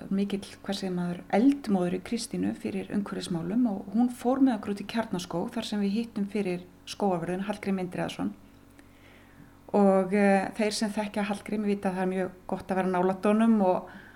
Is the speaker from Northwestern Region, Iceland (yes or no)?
yes; Silfrastaðir, Skagafjörður, Northwestern Region, Iceland; also born or lived in Akureyri; ég er alin upp hérna á Silvastöðum og það var alltaf söðfið hér þegar ég ólst upp